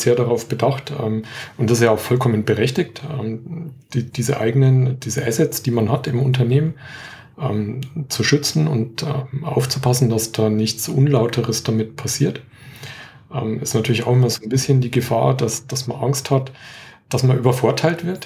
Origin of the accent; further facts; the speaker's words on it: Franconia, Bavaria, Germany; accent: Franconian; bin Franke, entschuldige. Ich habe immer so leichte Probleme mit dem D und dem T